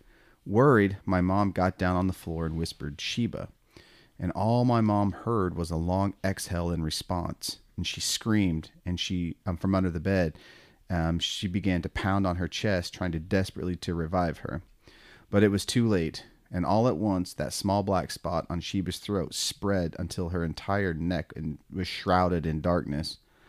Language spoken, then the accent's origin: English; Ohio, United States; born there; it happened exactly 9 months to the day before I was born in Ohio, where my parents were living.